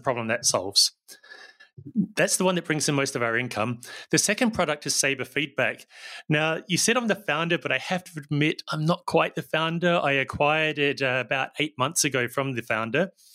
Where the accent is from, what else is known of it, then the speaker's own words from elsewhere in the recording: New Zealand; now in Barcelona, Spain; I don't sound very Spanish, and that's because I'm originally from New Zealand